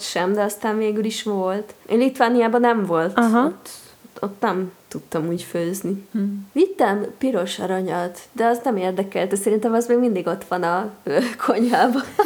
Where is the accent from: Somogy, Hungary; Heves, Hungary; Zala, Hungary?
Zala, Hungary; Nagykanizsa; now in Budapest, Hungary; én ugye nagykanizsai vagyok